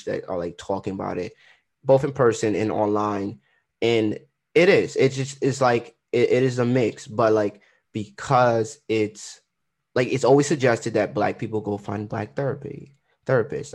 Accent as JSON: {"language": "English", "country": "Trinidad & Tobago", "said": "Yeah, I'm Trinidadian."}